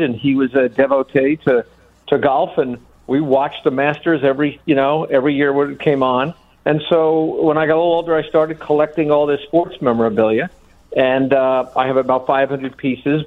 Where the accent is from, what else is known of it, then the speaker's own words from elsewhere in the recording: New York, United States; I was born and raised in New York